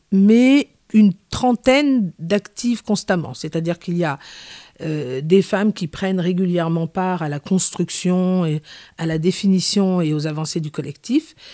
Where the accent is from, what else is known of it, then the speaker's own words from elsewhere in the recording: Paris, Île-de-France, France; also born or lived in Antilles; Alors moi, je suis originaire des Antilles, théoriquement. C'est-à-dire que je suis née à Paris. Mes deux parents sont originaires des Antilles.